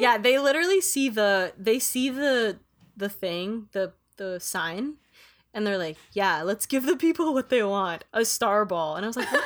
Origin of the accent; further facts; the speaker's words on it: Philippines; moved away; I was growing up in the Philippines